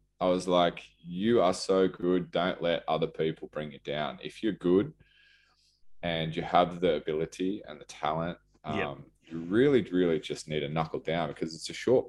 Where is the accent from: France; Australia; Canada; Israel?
Australia; Cronulla, New South Wales; now in Newcastle, Australia; I live here now. I'm from Cronulla, but I consider this my home, obviously. My family's here.